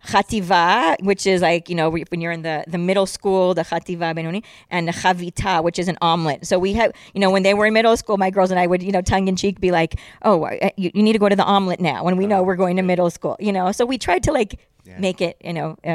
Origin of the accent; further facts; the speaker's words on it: California, United States; moved away as an adult; now in Efrat, Israel; I'm from California, you know, born and bred, and that was a gorgeous state